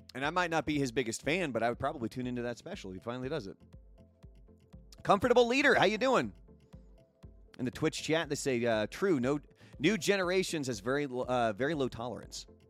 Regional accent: Portland, Oregon, United States; I grew up in Portland, Oregon

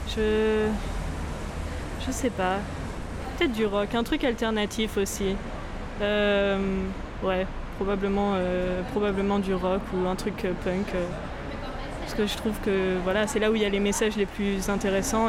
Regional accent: France; je suis française du côté de mon père, et puis ma mère, elle est néo-zélandaise

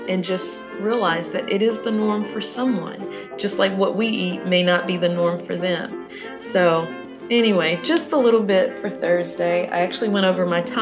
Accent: the South, United States; I grew up in the South

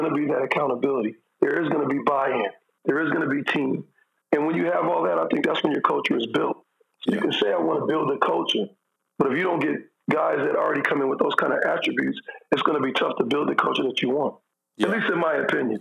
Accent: Michigan, United States; my hometown school, Michigan State

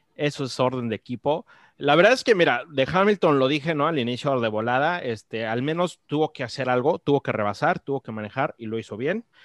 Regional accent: Mexico; como mexicanos

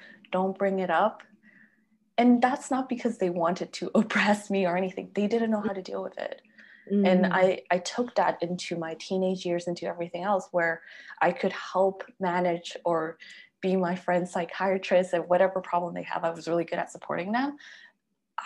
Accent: Peru; moved away; also born or lived in Canada; my family is Chinese and I grew up in Peru

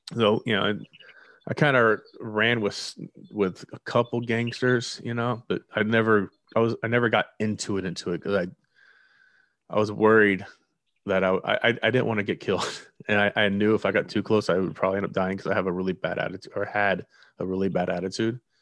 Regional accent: near Fort Lauderdale, South Florida, United States; I've grown up in the city. Not that not Fort Lauderdale. I mean, pretty much. For, I'm right down the road from Fort Lauderdale

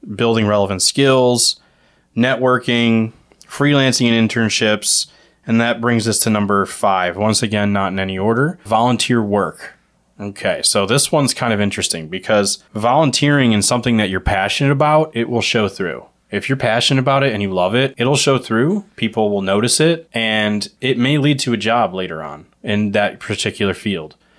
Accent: Ohio, United States; in Ohio, where normal people live, we pronounce it as pop

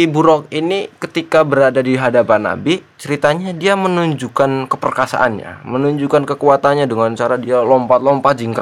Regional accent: Java, Indonesia; jenengan tahu nggak gua orang Jawa jadinya

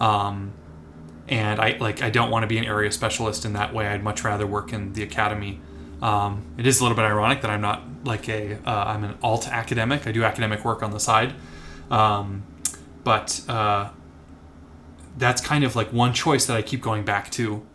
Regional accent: Minneapolis, Minnesota, United States; I grew up in the Twin Cities, Minneapolis, Minnesota.

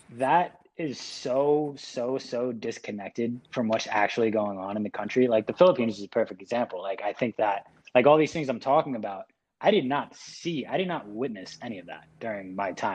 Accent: United States; moved away; also born or lived in China; I lived in China for however long, and like being in America, yeah, it's like I'll say I'm American

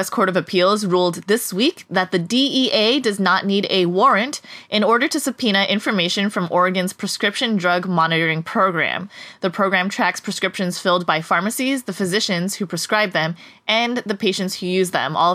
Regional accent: Canada; now in United States

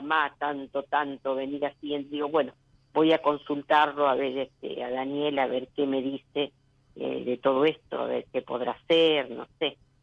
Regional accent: General Pico, La Pampa, Argentina; de La Pampa, de General Pico La Pampa.

